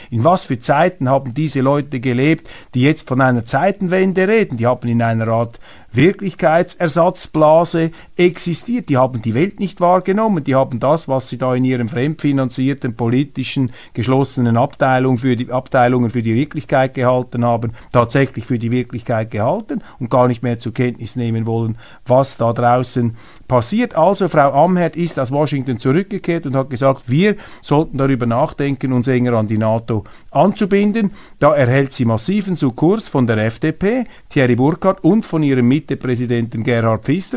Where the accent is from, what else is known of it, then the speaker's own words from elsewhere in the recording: Switzerland; als Schweizer Patriot